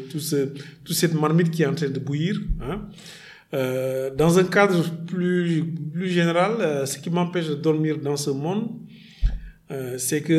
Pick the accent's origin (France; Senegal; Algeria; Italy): Senegal